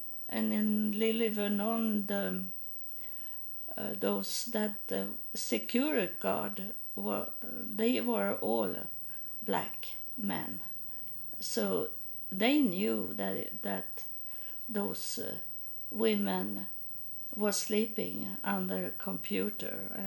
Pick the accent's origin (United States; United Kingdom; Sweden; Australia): Sweden; moved away; I'm from Sweden. I'm not American.